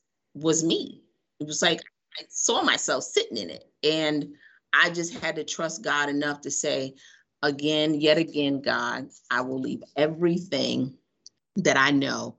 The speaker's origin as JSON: {"language": "English", "town": "New York City", "region": "New York", "country": "United States", "also_born_or_lived": "Baton Rouge, Louisiana / Biloxi, Mississippi / Mobile, Alabama", "moved": "as an adult", "lives_now": "Chicago, United States", "said": "Yes, I am definitely from, I'm originally from Brooklyn, New York. South. No, I'm from Brooklyn, New York"}